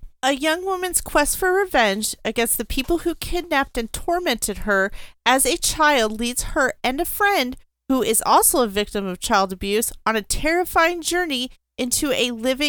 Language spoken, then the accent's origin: English; United States; I'm American.